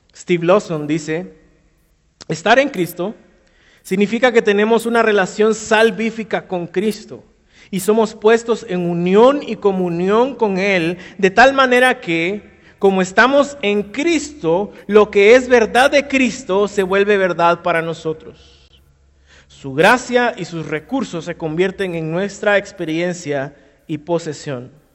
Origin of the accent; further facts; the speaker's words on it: Guatemala; si somos muy chapines